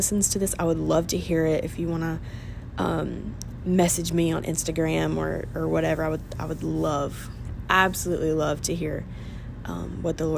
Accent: United States; as an American

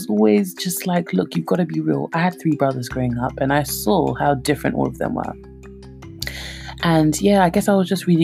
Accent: London, United Kingdom; accent: Cockney; my Cockney accent

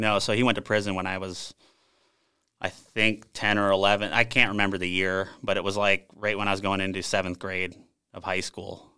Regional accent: South St. Paul, Minnesota, United States; moved away as an adult; also born or lived in Bahrain; I grew up in Sault Ste. Paul, Minnesota

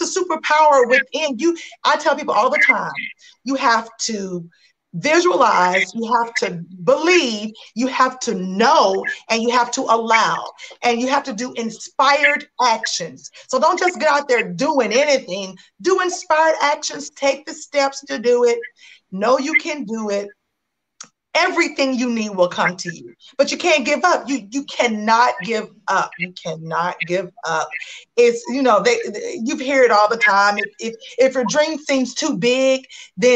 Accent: Tennessee, United States; I'm from Tennessee

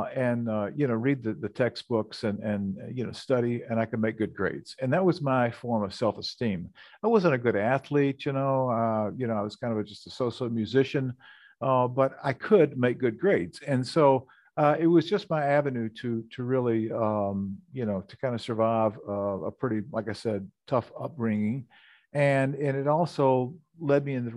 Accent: Memphis, Tennessee, United States; moved away as an adult; also born or lived in Minnesota; I grew up in Memphis, Tennessee

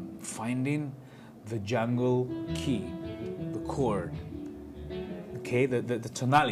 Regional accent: Spain; I'm from Spain

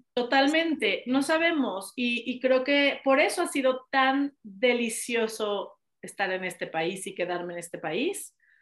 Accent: Mexico; also born or lived in United States; adoro mi país

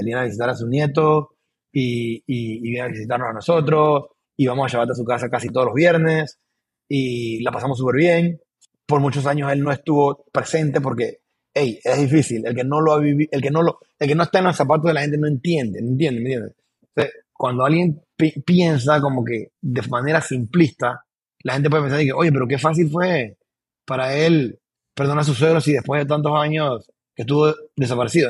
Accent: Panama; also born or lived in Boquete / Panama City; Yo soy panameño 100%

